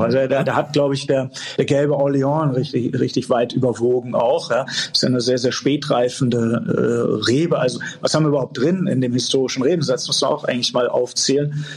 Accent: Eltville am Rhein, Hesse, Germany; also born or lived in Bonn / Fribourg, Switzerland; Ich bin hier aufgewachsen mitten im Weingut

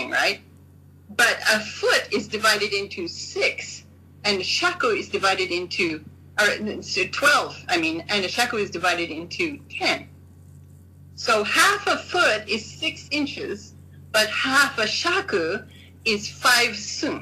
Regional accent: United States; moved away; also born or lived in Japan; I'm an American

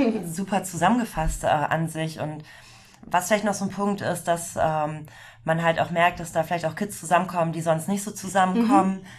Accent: Emsland, Lower Saxony, Germany; now in Hamburg, Germany; ich komme ja auch nicht gebürtig aus Hamburg, sondern aus dem Emsland

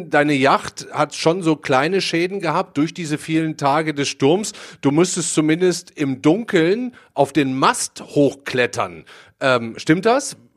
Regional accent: Duisburg, North Rhine-Westphalia, Germany; schaue auf die Mündung der beiden Flüsse Rhein und Ruhr in meiner Heimatstadt Duisburg.

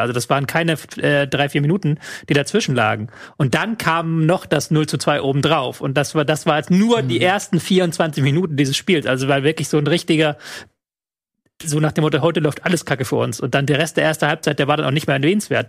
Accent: Hamburg, Germany; in meiner Heimatstadt Hamburg

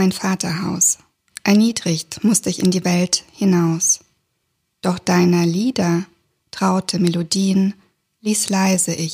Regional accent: Kazakhstan; first language German; now in Germany; Die erste Sprache, die ich gelernt habe, zu Hause bei meinen Eltern, das war tatsächlich Deutsch, noch damals in Kasachstan. Und erst im Kindergarten habe ich dann Russisch gelernt.

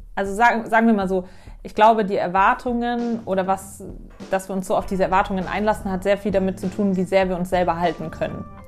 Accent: Munich, Bavaria, Germany; ich bin 27, gebürtige Münchnerin

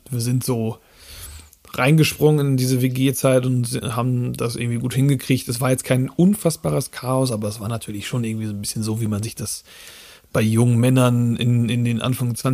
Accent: Flensburg, Schleswig-Holstein, Germany; also born or lived in Hamburg, Germany; Ich komme ja äh, aus dem Raum Flensburg eher

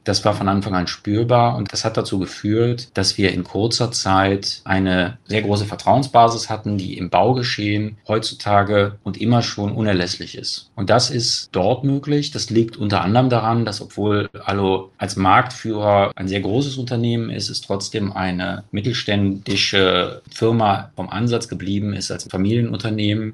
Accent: Cologne, North Rhine-Westphalia, Germany; in Köln schaut, ähm, meine Heimatstadt

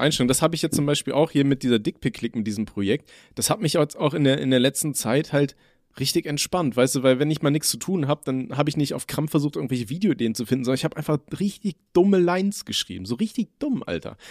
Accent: Germany; als Deutscher

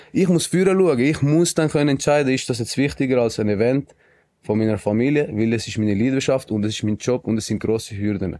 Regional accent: Switzerland; also born or lived in Colombia; wir als Schweizer

